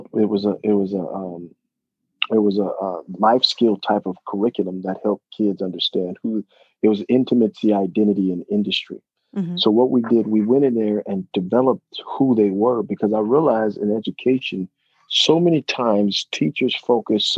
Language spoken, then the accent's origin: English; Reno, Nevada, United States; also born or lived in Berkeley, California; I came from Reno